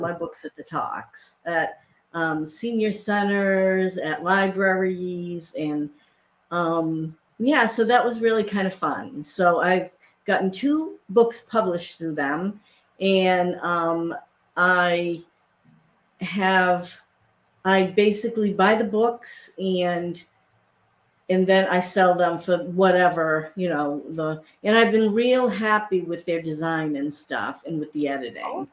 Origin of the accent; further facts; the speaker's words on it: Worcester, Massachusetts, United States; where I grew up in Worcester, Massachusetts